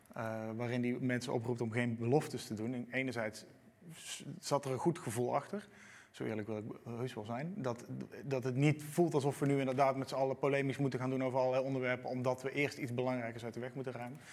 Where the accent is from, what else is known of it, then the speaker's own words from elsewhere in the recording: Roosendaal, North Brabant, Netherlands; Ik kom uit Roosendaal